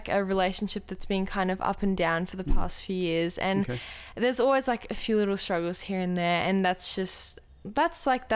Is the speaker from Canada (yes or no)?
no; Australia; also born or lived in Germany; I moved here when I was 2. So definitely more Australian than German